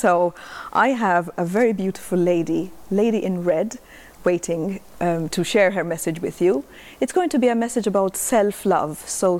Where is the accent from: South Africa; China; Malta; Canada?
Malta; moved away as an adult; now in Spain; I recently moved to Spain. I'm from Malta.